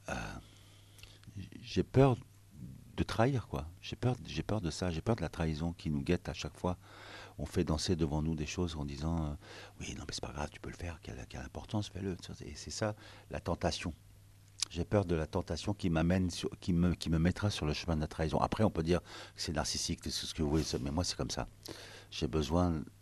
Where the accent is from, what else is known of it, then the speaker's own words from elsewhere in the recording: France; moi, je suis français, je suis arménien, je suis libanais.